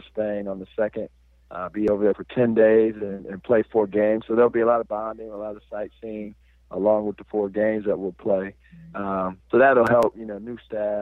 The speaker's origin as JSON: {"language": "English", "town": "Albion", "region": "Michigan", "country": "United States", "moved": "yes", "lives_now": "Indianapolis, United States", "said": "I'm from Michigan, a small town called Albion, Michigan"}